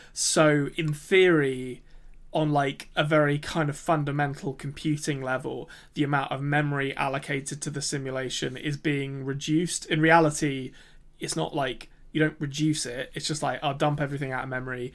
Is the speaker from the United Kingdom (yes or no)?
yes; England, United Kingdom; accent: English; I'm English.